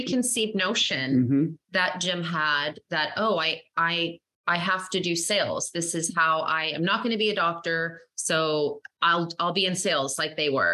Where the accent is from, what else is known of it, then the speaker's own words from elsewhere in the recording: Sweden; moved away; I'm actually from Sweden originally, and that's where my parents were educated